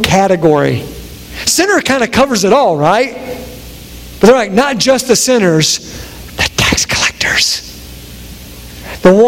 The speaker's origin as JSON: {"language": "English", "area": "Harlan County", "region": "Kentucky", "country": "United States", "tie": "born or raised there", "moved": "yes", "lives_now": "Cincinnati area, United States", "said": "I'm from Harlan County, where mullets are still alive and well"}